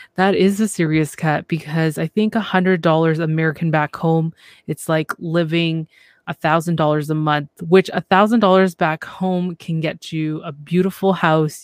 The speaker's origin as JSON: {"language": "English", "country": "Canada", "said": "I'm from Canada"}